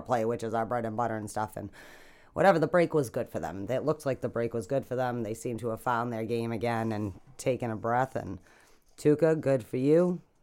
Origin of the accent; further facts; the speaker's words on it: United States; I'm American